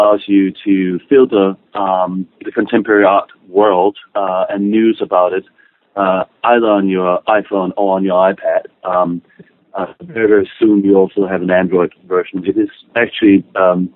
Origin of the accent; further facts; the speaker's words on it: Denmark; moved away; I'm originally from Denmark